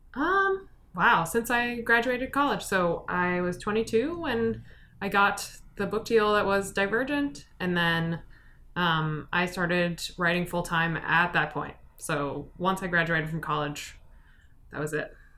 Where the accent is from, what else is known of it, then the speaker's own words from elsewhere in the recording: Chicago, Illinois, United States; also born or lived in New York / Hong Kong; I've lived in this area since I was about five. I was born in New York